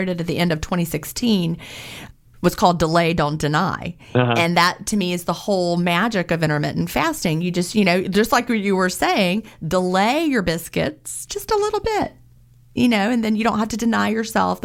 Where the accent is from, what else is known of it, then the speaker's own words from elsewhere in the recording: near Lynchburg, Appalachian region of Virginia, United States; now in Georgia, United States; I grew up in the Appalachian region of Virginia near like Bedford County, Lynchburg area, Peaks of Otter